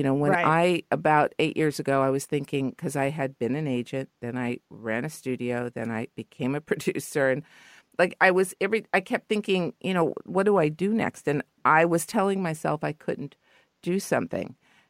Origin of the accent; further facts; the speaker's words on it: Los Angeles, California, United States; You know, I used to be, I guess, embarrassed because I'm from L.A., but I'm from the Valley. So deep in the Valley that I thought Ventura Boulevard was the other side of the hill.